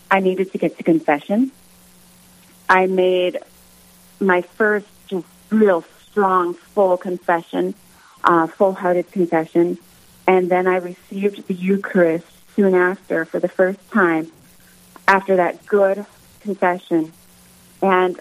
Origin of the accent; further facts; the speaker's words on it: Harvey, North Dakota, United States; now in Velva, United States; I grew up in Harvey.